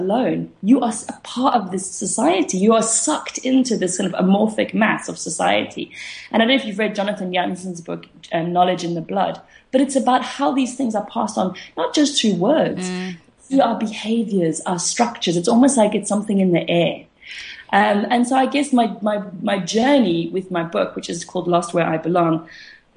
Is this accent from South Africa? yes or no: yes; South Africa; as a South African